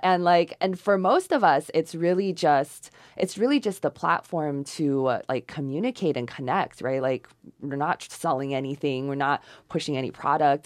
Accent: China; English is a second language; moved away; I was born in China

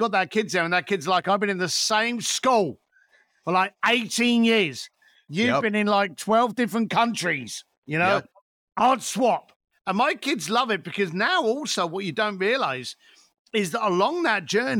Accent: London, United Kingdom; The lovely sunny hills of East London.

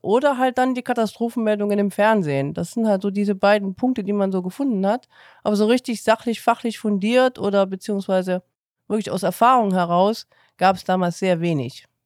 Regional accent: Chemnitz, Saxony, Germany; also born or lived in Cologne; now in Eifel, Germany; Ich ähm, bin geboren in Chemnitz, bin 94 äh, nach Köln gezogen

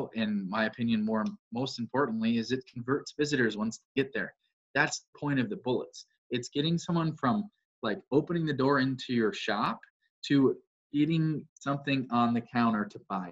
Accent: Wisconsin, United States; I'm a farmer from Wisconsin

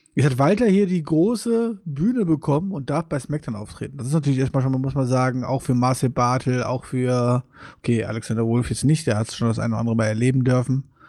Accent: Wuppertal, North Rhine-Westphalia, Germany; bei uns in Wuppertal

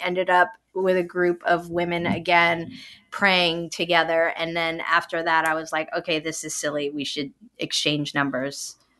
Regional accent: New York City, New York, United States; I'm from Brooklyn

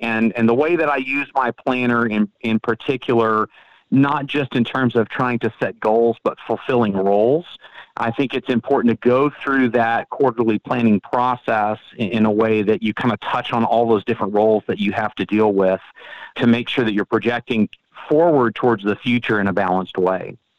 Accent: Frisco, Texas, United States; I am from Frisco, Texas

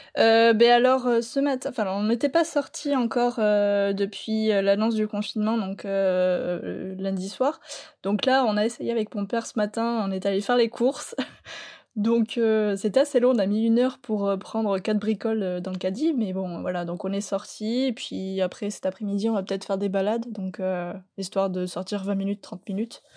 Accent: Landes, Nouvelle-Aquitaine, France; je viens des Landes

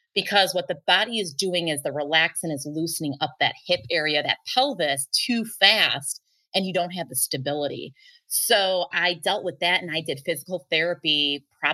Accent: Chicago, Illinois, United States; So I grew up in the Chicago suburbs

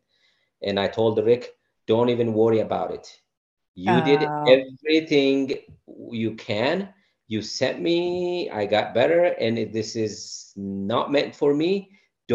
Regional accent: Sidama, Ethiopia; moved away as an adult; I'm from the Sidamo region

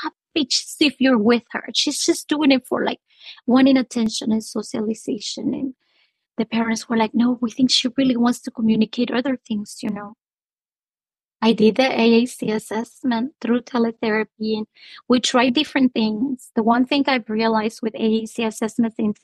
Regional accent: Honduras; now in United States; I'm originally from Honduras

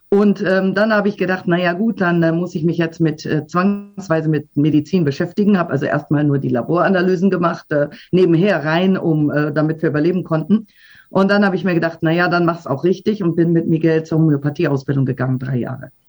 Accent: Düsseldorf, North Rhine-Westphalia, Germany; born there; Also, äh, ich bin in Düsseldorf geboren, ganz normal, ähm, und bin dort zur Universität gegangen und habe Biologie studiert.

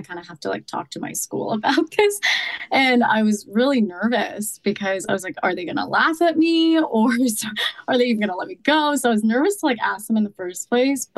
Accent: New Jersey, United States; moved away as an adult; also born or lived in Boston; now in Miami, United States; I grew up in New Jersey, but then I lived in Boston for a couple of years, like after college

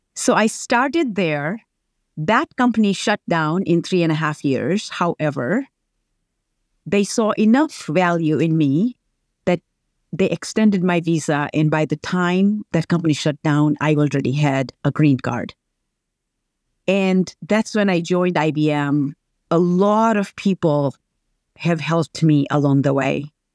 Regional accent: Tanzania; moved away; I grew up, very humble beginnings in Tanzania

